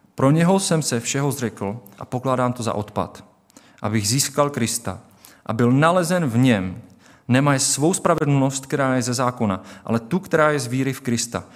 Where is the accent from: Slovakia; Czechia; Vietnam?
Czechia; my tady v České republice jako Češi